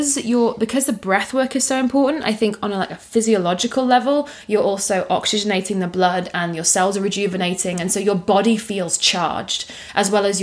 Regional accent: United Kingdom; You know, as a Brit, it's going to be.

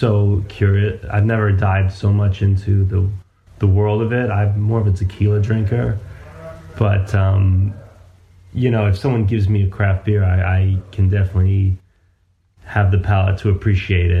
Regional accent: New York City, New York, United States; I grew up in New York City

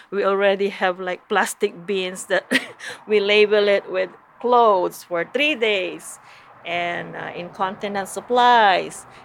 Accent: Philippines; now in California, United States; We came from the Philippines

